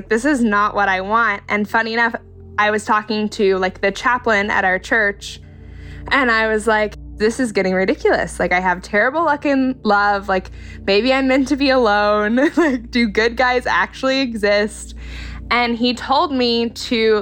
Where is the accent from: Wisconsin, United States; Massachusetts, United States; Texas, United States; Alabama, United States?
Alabama, United States; Albertville; I'm from Albertville, Alabama